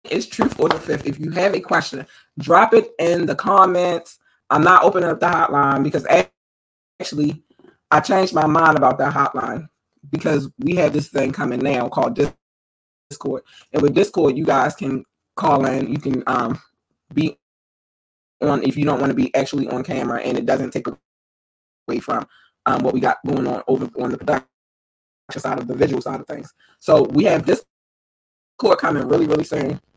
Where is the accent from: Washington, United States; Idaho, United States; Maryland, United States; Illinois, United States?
Maryland, United States; Baltimore; also born or lived in North Carolina; Originally, I was born in North Carolina. I moved to Baltimore when I was eight years old, and I've been here ever since.